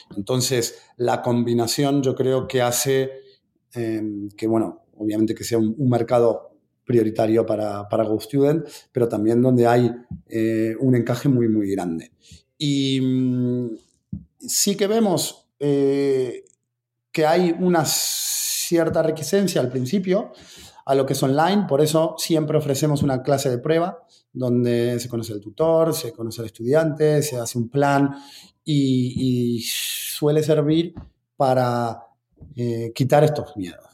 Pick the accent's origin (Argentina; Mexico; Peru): Argentina; soy argentino